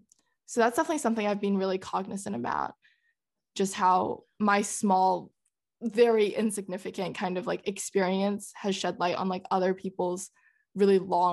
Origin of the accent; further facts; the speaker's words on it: Netherlands; Oh, we grew up in the Netherlands for like 6.5 years and we would go back like every summer basically